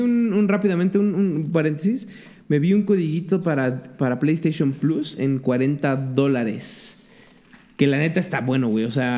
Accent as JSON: {"language": "Spanish", "country": "Mexico", "said": "como pinche mexa"}